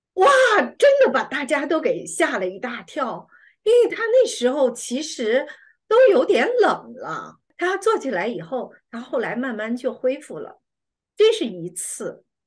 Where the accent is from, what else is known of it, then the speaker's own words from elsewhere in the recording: China; 我们中国人